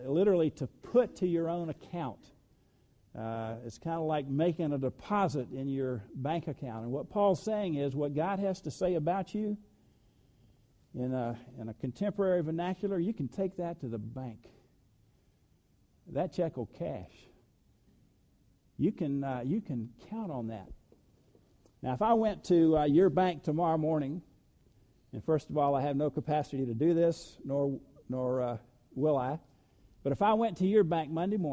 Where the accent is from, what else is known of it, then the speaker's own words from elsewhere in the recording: the South, United States; I was born in the South